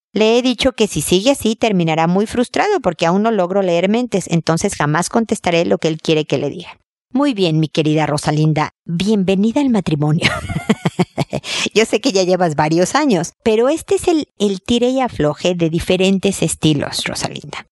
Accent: Mexico; moved away as an adult; also born or lived in United States; now in Chile; yo soy mexicana, como puedes escuchar, vivo en Chile desde hace muchos años

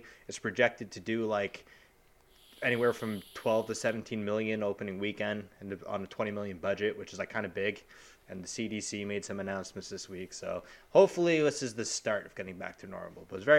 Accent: Long Island, New York, United States; People can know we're from Long Island

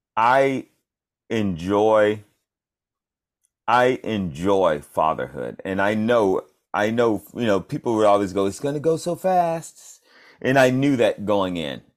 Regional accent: Atlanta, Georgia, United States; moved away as an adult; now in Los Angeles, United States; I'm from Atlanta, Georgia

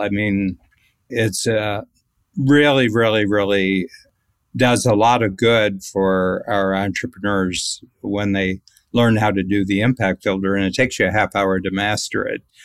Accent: United States; being an American

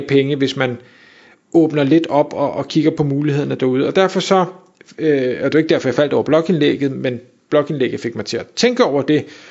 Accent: Denmark; vi som danskere, og her der inkluderer mig selv

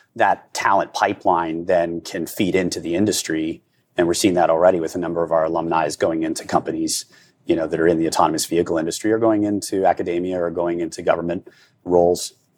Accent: Indiana, United States; I'm born and bred in Indiana.

